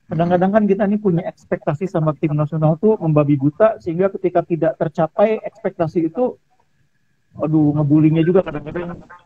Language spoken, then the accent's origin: Indonesian; Bekasi, West Java, Indonesia; katakanlah saya sebagai orang Bekasi suka Persipasi ya saya gede-gedein Persipasi